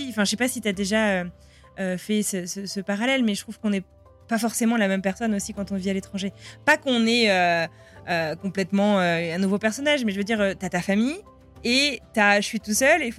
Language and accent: French; France; accent: French; Est-ce que en tant que Français, et d'autant plus quand on travaille euh, euh, dans des choses euh, bah, où on met en valeur la France, des fois on cultive un peu notre accent français.